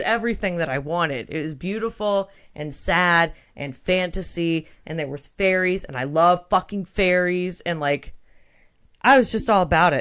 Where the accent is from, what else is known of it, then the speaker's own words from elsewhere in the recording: Texas, United States; I'm from Texas, so I heard Spanish a lot